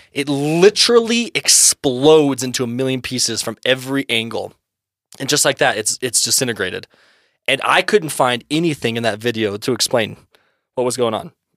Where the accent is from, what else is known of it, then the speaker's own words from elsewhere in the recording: United States; we're old American boys